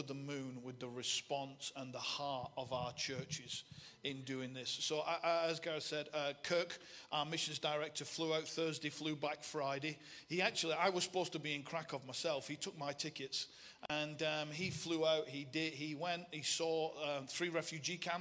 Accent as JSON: {"language": "English", "town": "Bolton", "region": "North West England", "country": "United Kingdom", "accent": "Bolton", "said": "the accent's Bolton."}